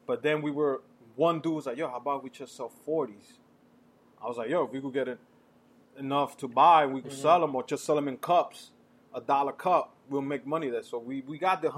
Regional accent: New York City, New York, United States; if we grew up in the Heights

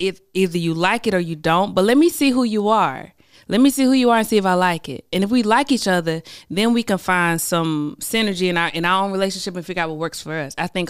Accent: the South, United States; I'm from the South, you know. So we're kind of raised, like, be this thing so that you can be chosen.

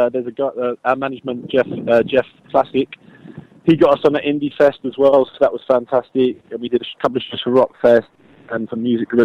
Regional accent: London, United Kingdom; that's where I was born and bred

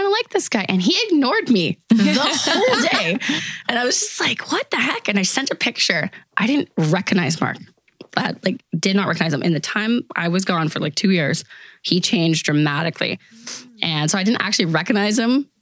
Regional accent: Smithers, British Columbia, Canada; also born or lived in Prince George / Vancouver; now in Kelowna, Canada; I was actually raised in Smithers, BC

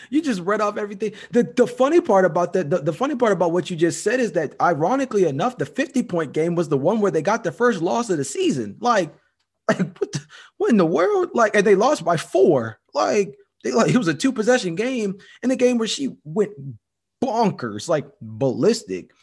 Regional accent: Georgia, United States; my home state, Georgia

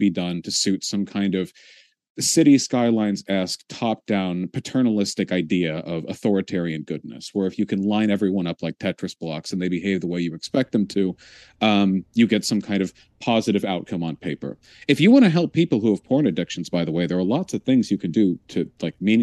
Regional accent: United States; being an American

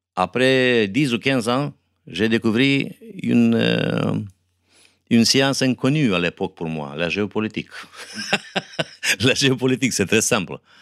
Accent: Moldova

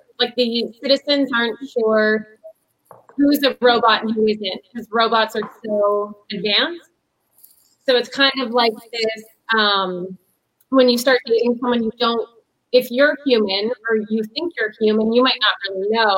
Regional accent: Sault Ste. Marie, Ontario, Canada; I'm in my hometown, Sault Ste. Marie

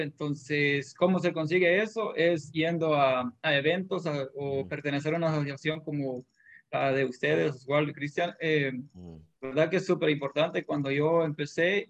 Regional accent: Honduras; moved away as an adult; now in United States; soy de Honduras y llegué aquí a los Estados Unidos hace ocho años

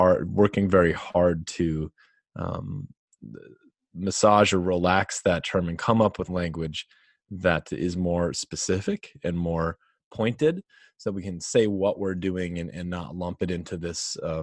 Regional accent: North Dakota, United States; if I go back to where I grew up in North Dakota and went into the bar, to talk with the dudes there

